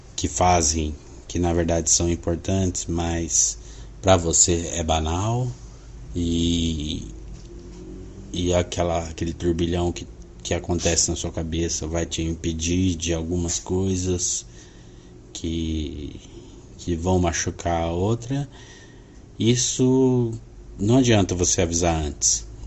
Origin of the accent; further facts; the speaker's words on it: Londrina, Paraná, Brazil; eu sou de Londrina, Paraná